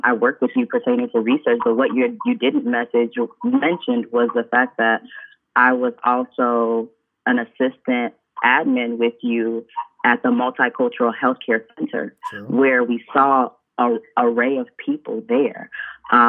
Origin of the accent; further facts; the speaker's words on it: Flossmoor, Illinois, United States; also born or lived in Chicago, Illinois / Nigeria (ancestry); I was born in the state of Illinois at the University of Illinois at Chicago. So I was born in Chicago, raised in the south suburbs in Flossmoor